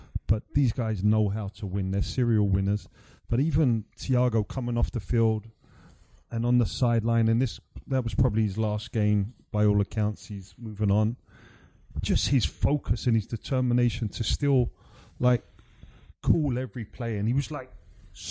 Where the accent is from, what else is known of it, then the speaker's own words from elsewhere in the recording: London, United Kingdom; making my first team debut for my hometown club